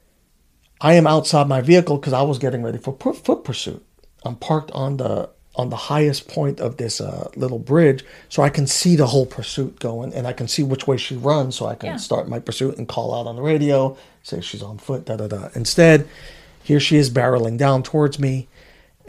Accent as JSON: {"language": "English", "town": "New York City", "region": "New York", "country": "United States", "tie": "born or raised there", "moved": "yes", "said": "I grew up in Queens, New York. In Woodhaven, I lived in the Wyckoff apartments"}